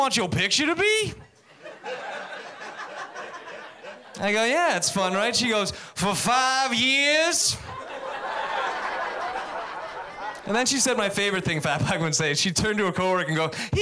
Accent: Massachusetts, United States; now in California, United States; I'm from Massachusetts

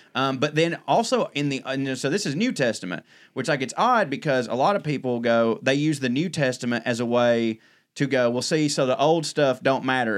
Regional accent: Georgia, United States; growing up in Georgia

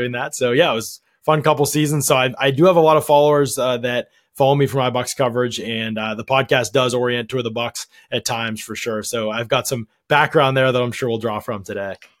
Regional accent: outside Pittsburgh, Pennsylvania, United States; I grew up outside Pittsburgh

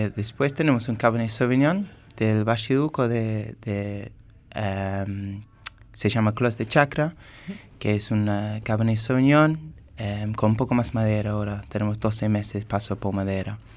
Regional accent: England, United Kingdom; Spanish is a second language; moved away as an adult; now in Mendoza, Argentina; soy inglés y estuve trabajando como sommelier

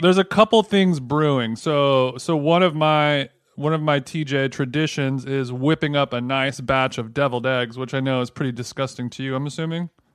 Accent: Orange County, California, United States; growing up in Orange County, I spent a lot of my time down at the old fishing hole

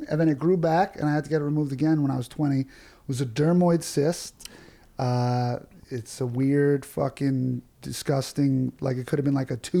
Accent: New York City, New York, United States; I grew up in New York and I went to a theater high school.

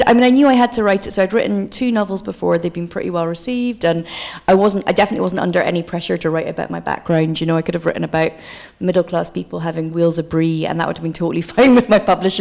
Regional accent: Aberdeen, Scotland, United Kingdom; also born or lived in Coatbridge; Aberdeen, where I was born, whenever I say I'm from there

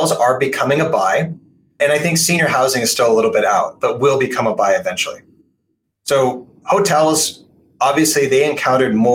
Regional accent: Portland, Oregon, United States; my hometown of Portland, Oregon

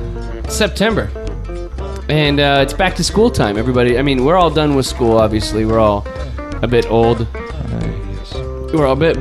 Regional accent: United States; I'm an American.

